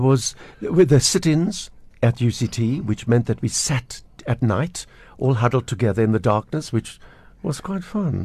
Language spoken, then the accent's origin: English; Pinelands, Western Cape, South Africa; We grew up in Pinelands with the, with the little squirrels and the pine trees